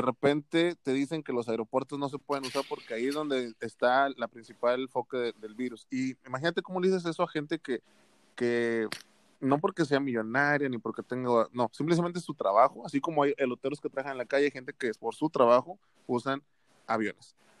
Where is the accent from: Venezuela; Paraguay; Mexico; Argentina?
Mexico; Monterrey, Nuevo León; aquí en la ciudad de la que somos de Monterrey